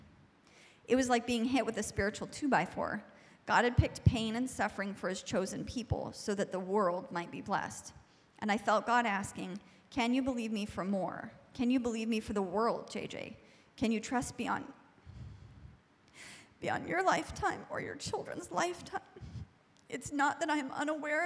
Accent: United States; as an American

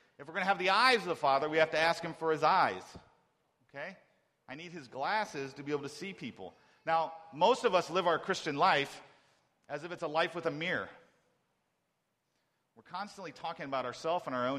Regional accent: Ohio, United States; I'm from Ohio

